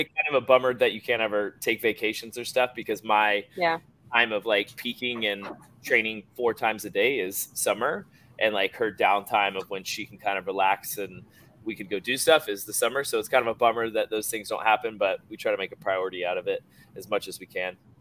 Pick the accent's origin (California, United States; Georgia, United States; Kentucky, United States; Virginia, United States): Georgia, United States; grew up in Georgia, about probably 15 minutes from here.